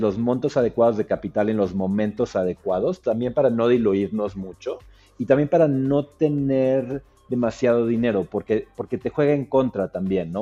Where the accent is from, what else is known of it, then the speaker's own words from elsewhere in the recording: Mexico City, Mexico; moved away as an adult; yo soy del DF